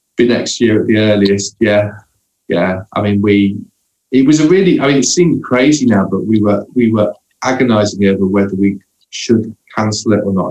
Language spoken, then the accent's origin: English; Hull, Yorkshire and the Humber, United Kingdom; moved away; I grew up in Hull